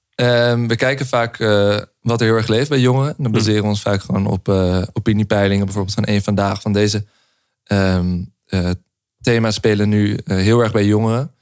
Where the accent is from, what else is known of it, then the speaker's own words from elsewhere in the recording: Amsterdam, North Holland, Netherlands; wij eh, opgegroeid in Amsterdam